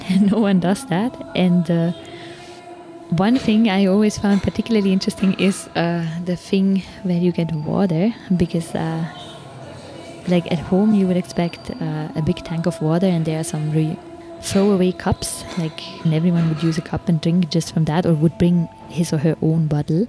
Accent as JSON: {"language": "English", "country": "Switzerland", "moved": "yes", "lives_now": "Delhi, India"}